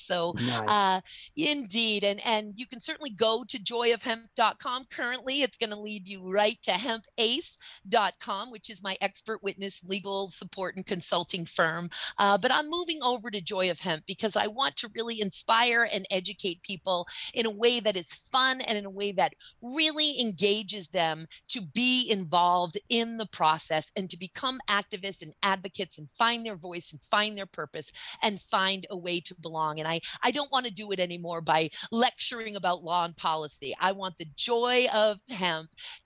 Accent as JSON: {"language": "English", "region": "Maine", "country": "United States", "said": "my home state of Maine"}